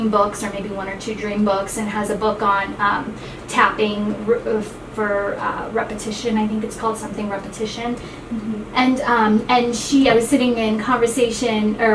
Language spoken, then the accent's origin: English; California, United States; now in Ohio, United States; I grew up in California